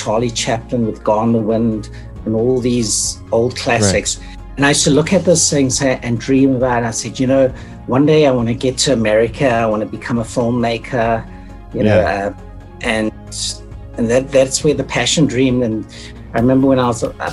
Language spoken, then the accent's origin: English; Durban, KwaZulu-Natal, South Africa; also born or lived in Caribbean; now in Hamilton, Canada; I grew up in South Africa, Durban, right during apartheid